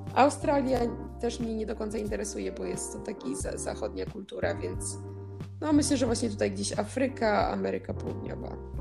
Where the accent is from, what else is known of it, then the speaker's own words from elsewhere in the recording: Poland; moved away; pochodzimy z takiego kraju jak Polska